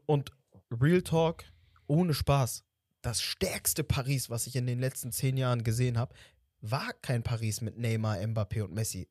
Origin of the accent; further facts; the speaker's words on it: Portugal; als Portugiese